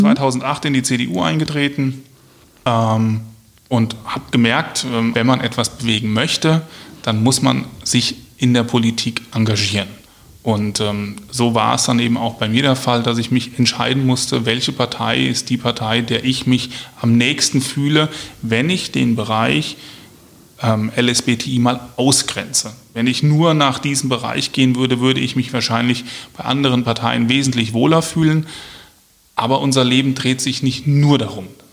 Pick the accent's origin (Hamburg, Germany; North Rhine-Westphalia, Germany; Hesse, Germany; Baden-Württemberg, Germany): Hesse, Germany; Marburg; moved away as an adult; now in Wiesbaden, Germany; komme ursprünglich aus Mittelhessen, aus Marburg. Dort mhm. bin ich groß geworden ähm, habe meine Kindheit, meine Jugend, meine Berufsanfänge verbracht